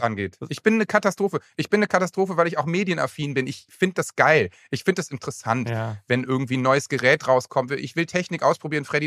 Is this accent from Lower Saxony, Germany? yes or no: yes; Lower Saxony, Germany; ich komme ja aus Niedersachsen